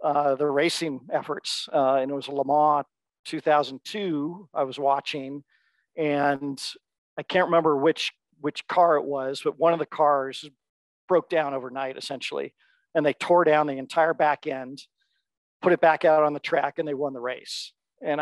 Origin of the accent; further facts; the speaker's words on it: Seattle, Washington, United States; also born or lived in Bellingham, Washington / Chicago; born and raised in Seattle